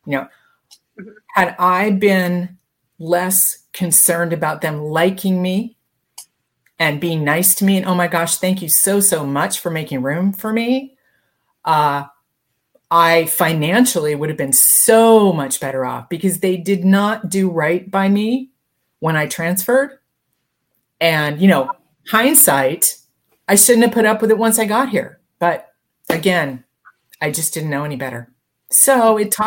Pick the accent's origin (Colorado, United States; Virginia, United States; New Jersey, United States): Colorado, United States; Denver; moved away as an adult; also born or lived in Santa Barbara / Newport Beach; I grew up in Denver